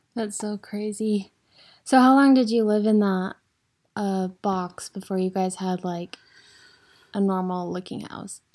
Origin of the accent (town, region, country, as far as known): Idaho, United States; born or raised there